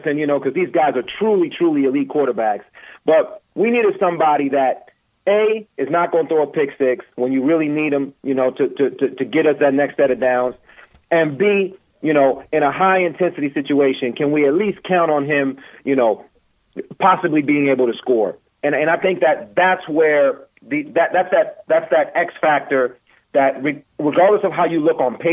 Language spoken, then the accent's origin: English; Washington, District of Columbia, United States; I grew up in Northwest D.C., right by Roosevelt High School